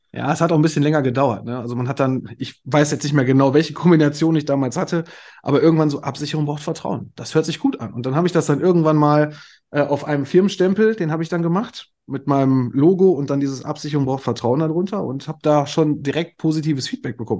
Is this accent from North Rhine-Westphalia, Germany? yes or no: yes; Moers, North Rhine-Westphalia, Germany; also born or lived in Kamp-Lintfort; ich komme aus Mörs, das ist quasi direkt der Nachbarort hier